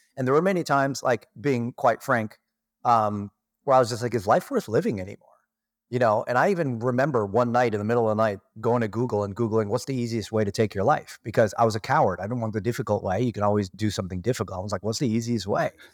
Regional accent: Toronto, Ontario, Canada; moved away as an adult; now in Kelowna, Canada; I was born and raised in Toronto, Canada

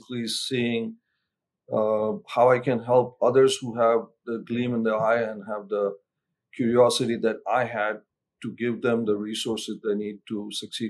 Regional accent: India; now in United States; I'm originally from India. I got pretty active in the Indian American community

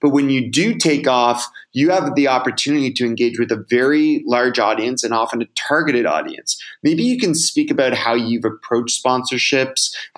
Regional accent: Canada; I'm Canadian

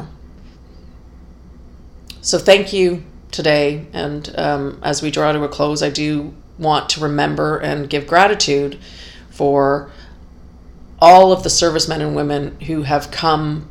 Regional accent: Canada; the freedom and the peace that I enjoy here as a Canadian

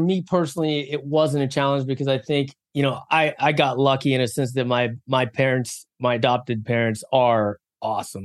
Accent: West Virginia, United States; moved away; also born or lived in South Korea / San Diego; I was born in South Korea, but then adopted when I was three months old and adopted by a couple of wonderful people in West Virginia, um, in the middle of nowhere, West Virginia

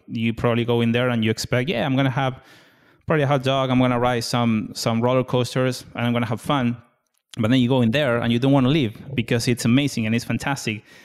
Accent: Argentina; moved away as an adult; now in United States; born and raised in Argentina, and moved to the U S twenty nineteen.

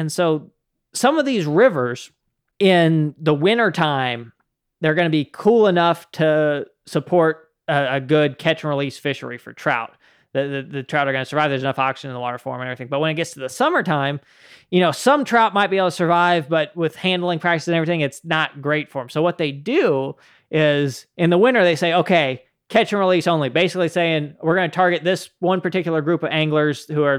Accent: Utah, United States; moved away; It was something that I didn't know of before I came from Utah. Out in Utah, you know, you got native trout throughout much of the northern part of the state, and you can fish for them year round.

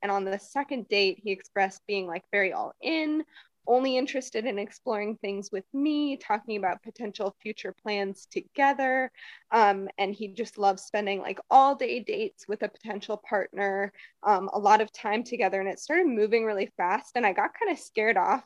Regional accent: Minnesota, United States; now in Chicago, United States; I was born and raised in Minnesota

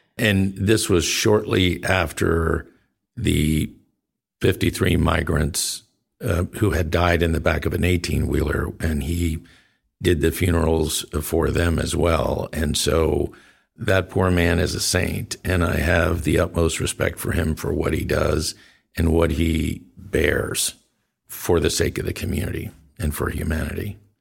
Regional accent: Del Rio, Texas, United States; you mentioned Del Rio earlier. That's my hometown

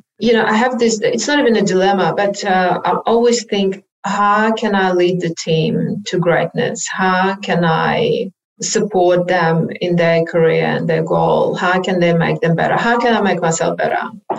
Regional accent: Odesa, Odesa Oblast, Ukraine; now in Australia; I'm not sure if you're aware, but I am from Ukraine originally. I moved to Australia about 29 years ago, but from the beautiful city of Odessa that hopefully they're not going to bomb. That's the third largest city in Ukraine.

